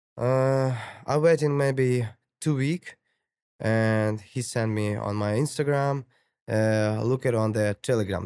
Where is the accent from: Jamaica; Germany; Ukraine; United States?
Ukraine; English is a second language; moved away as an adult; now in Toronto, Canada; I'm from Ukraine